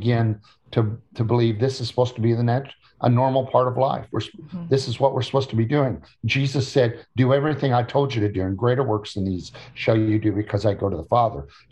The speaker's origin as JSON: {"language": "English", "region": "Illinois", "country": "United States", "tie": "born or raised there", "said": "So I grew up in Illinois among cornfields and soybean fields."}